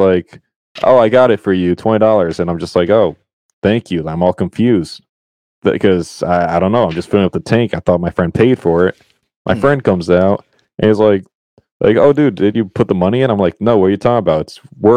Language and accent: English; Connecticut, United States; moved away as an adult; now in Rhode Island, United States; Connecticut, born and raised.